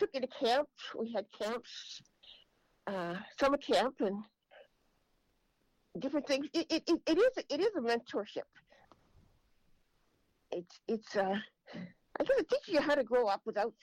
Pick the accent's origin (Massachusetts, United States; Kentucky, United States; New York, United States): Massachusetts, United States; Andover; I was born and raised in Andover, Massachusetts